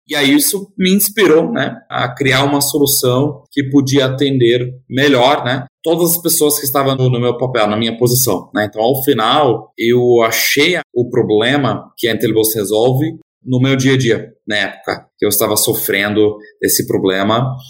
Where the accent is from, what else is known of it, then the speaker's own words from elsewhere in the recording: Germany; Portuguese is a second language; moved away as an adult; also born or lived in Netherlands / United States; now in Brazil; eu sou alemão, é, nasci e cresci na Alemanha, é numa cidadezinha bastante pequena